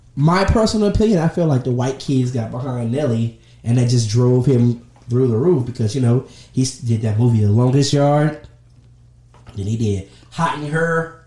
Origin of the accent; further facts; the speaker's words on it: the South, United States; I'm from the South